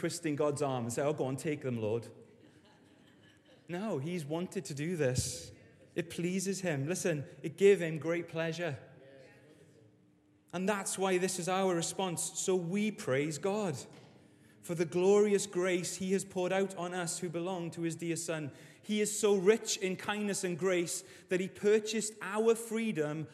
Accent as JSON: {"language": "English", "region": "Wales", "country": "United Kingdom", "said": "As a Welshman and a Welsh rugby fan"}